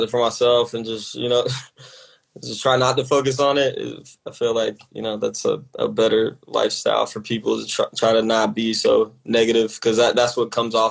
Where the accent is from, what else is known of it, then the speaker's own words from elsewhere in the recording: Atlanta, Georgia, United States; growing up in Atlanta